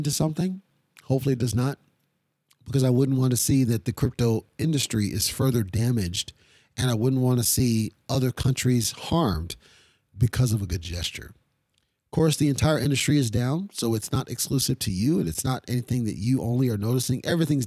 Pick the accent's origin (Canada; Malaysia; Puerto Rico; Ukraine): Ukraine; Kyiv; moved away; that was my home country, right? That's my home city